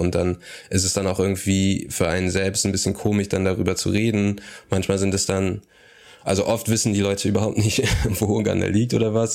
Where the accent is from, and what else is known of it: Aachen, North Rhine-Westphalia, Germany